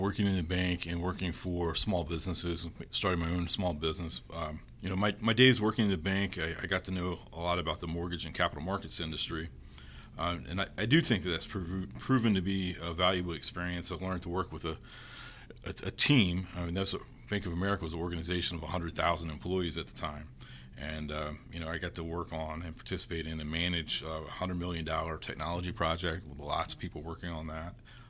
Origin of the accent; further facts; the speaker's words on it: Fayetteville, North Carolina, United States; also born or lived in Fort Campbell, Kentucky; I grew up as an Army brat. I was born in Fort Campbell, Kentucky, and I grew up in Fort Bragg, which is Fayetteville, North Carolina.